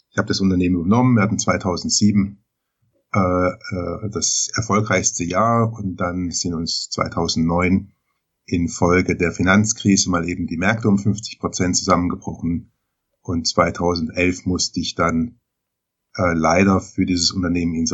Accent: Baden-Baden, Baden-Württemberg, Germany; Ich komme geografisch her, hier aus dem Raum Baden-Baden.

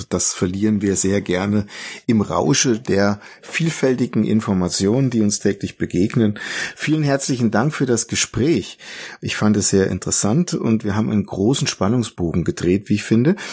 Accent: Germany; Jetzt sind wir Deutsche ja sehr gern geprägt als ähm, die Bedenkenträger.

